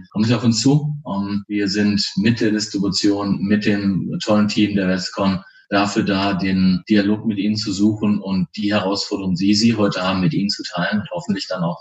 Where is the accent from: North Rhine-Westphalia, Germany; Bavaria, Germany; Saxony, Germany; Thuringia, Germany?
North Rhine-Westphalia, Germany; Soest; born there; Als gebürtiger Westfaler und Soester sage ich ganz offen, ich freue mich, wenn ich wieder in die Heimat kommen darf